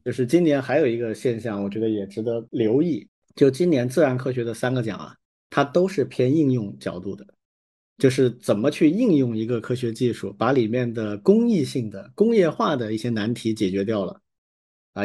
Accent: China; 我们作为中国人

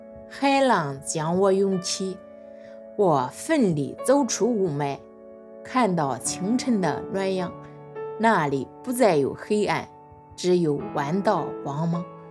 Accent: Hubei, China; 没出过远门，比如说去过俺们老家湖北，就是十八岁去了

